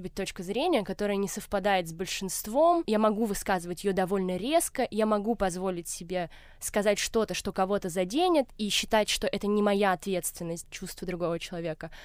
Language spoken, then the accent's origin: Russian; Moscow, Russia; я выросла в Москве